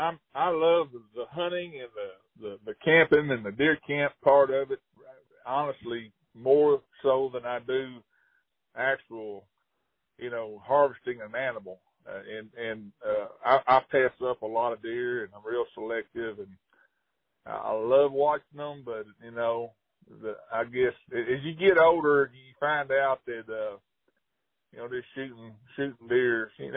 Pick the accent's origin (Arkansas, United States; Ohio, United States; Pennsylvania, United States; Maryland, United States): Arkansas, United States; Hot Springs; And I grew up in Hot Springs, and, gosh, you know, I can remember my dad picking me up, you know, at schoolyard and in grade school and going straight to the lake and fishing till dark